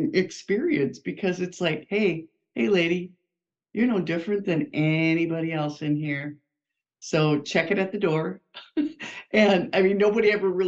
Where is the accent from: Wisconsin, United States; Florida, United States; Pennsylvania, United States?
Wisconsin, United States; I am a Wisconsinite, which you'll pick up from my accent in about 2 seconds. I have lived in this area all of my life, a small town in Wisconsin